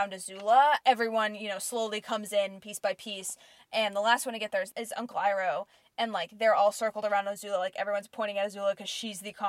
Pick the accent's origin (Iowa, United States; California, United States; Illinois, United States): California, United States; Southern; growing up in Southern California